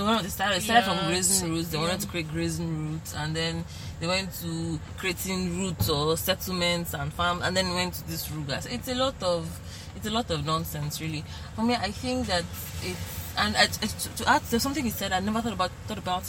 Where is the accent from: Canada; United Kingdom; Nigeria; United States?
Nigeria; as a Nigerian